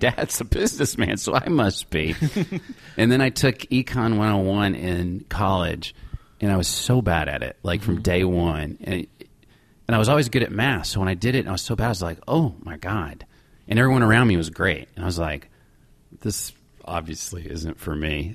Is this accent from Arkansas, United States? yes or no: yes; Little Rock, Arkansas, United States; moved away; also born or lived in Chicago / New York City / Los Angeles; I grew up in Little Rock